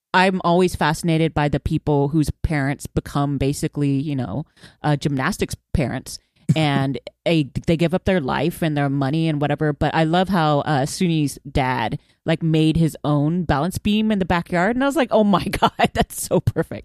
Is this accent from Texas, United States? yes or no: yes; Houston, Texas, United States; I grew up in Houston